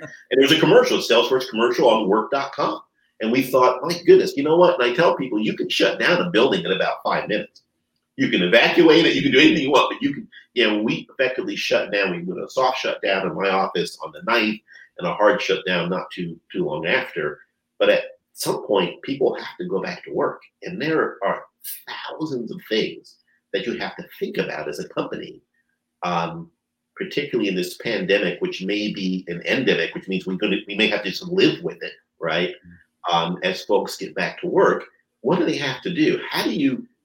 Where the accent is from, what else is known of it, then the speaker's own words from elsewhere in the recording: New Jersey, United States; We grew up in New Jersey